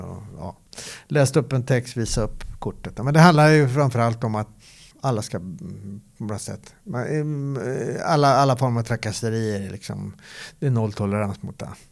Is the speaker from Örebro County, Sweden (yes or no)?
yes; Örebro, Örebro County, Sweden; moved away as an adult; also born or lived in Gothenburg; Jag är uppväxt i, i Örebro